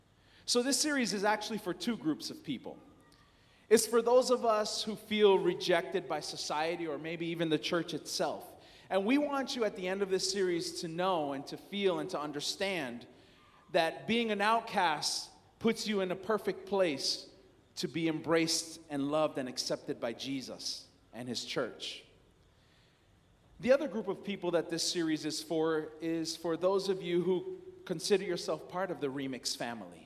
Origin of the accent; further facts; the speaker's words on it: New York, United States; now in Clinton, United States; I'm not a New Englander. I'm actually from New York.